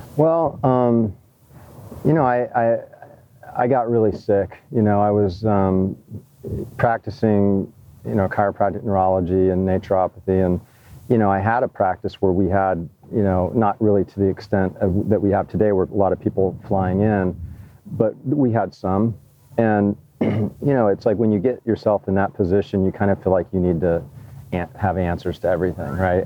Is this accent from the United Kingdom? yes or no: no; Hawaii, United States; I grew up in Hawaii